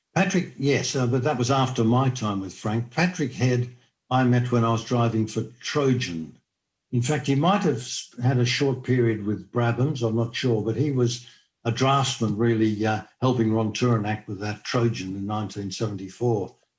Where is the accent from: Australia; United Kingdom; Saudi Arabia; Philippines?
Australia; being an Australian